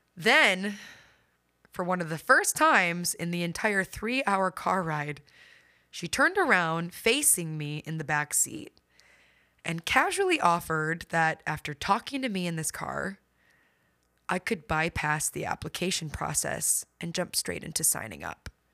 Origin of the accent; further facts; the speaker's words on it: Midwest, United States; I grew up in the Midwest